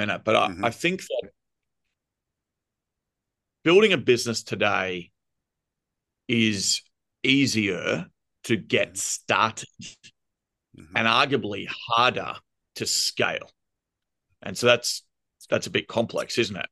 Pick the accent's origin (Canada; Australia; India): Australia; accent: thick Australian; you can hear my thick Australian accent.